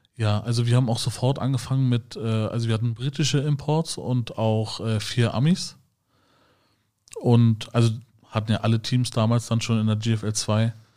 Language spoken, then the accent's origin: German; Schönefeld, Brandenburg, Germany; ich bin ja in Schönefeld aufgewachsen.